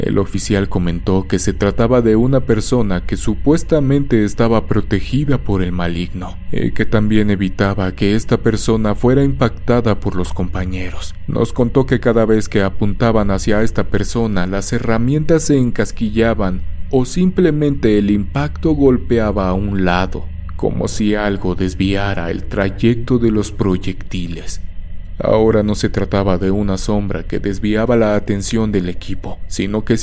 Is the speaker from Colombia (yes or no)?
yes; Colombia; born there; estaba prestando mi servicio militar obligatorio en mi país natal, Colombia